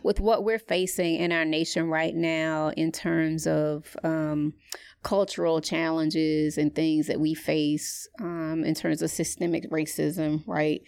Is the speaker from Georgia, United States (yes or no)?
yes; Atlanta, Georgia, United States; growing up in Atlanta